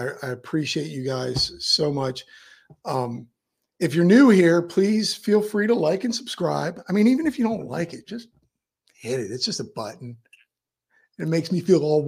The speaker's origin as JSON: {"language": "English", "town": "Miami", "region": "Florida", "country": "United States", "said": "I'm from Miami"}